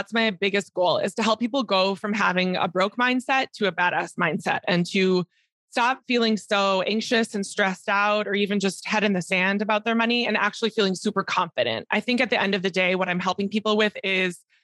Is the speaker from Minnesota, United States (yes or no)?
yes; Minneapolis, Minnesota, United States; moved away as an adult; also born or lived in Spain / Mexico / Colombia; I moved back to Minneapolis, where I'm originally from